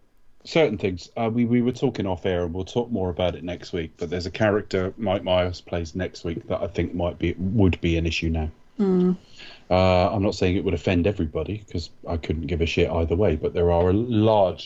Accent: United Kingdom; even as a Brit

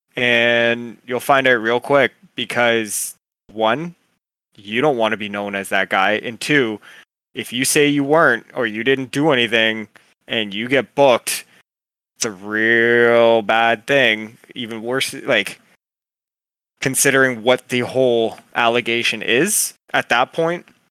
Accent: Canada; I'm Canadian

